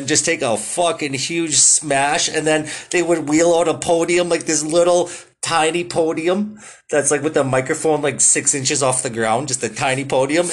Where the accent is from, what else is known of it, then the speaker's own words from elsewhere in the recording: Canada; I'm a Canadian